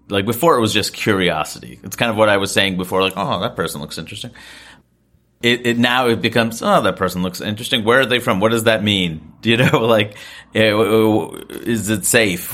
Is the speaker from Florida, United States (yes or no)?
no; New York, United States; I grew up here